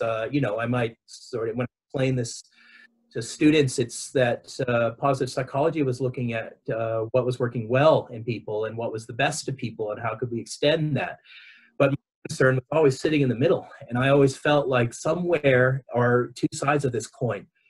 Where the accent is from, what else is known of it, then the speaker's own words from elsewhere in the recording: Los Angeles, California, United States; accent: Southern California; moved away as an adult; also born or lived in New York City, United States; now in Victoria, Australia; I my accent is from Southern California. I was uh, raised in Los Angeles